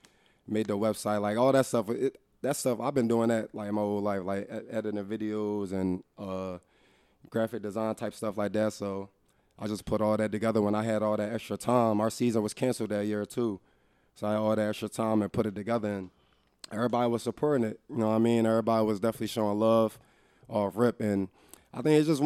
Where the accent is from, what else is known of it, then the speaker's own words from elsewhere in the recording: Darby, Pennsylvania, United States; moved away as an adult; also born or lived in Calgary, Canada; I'm from Derby.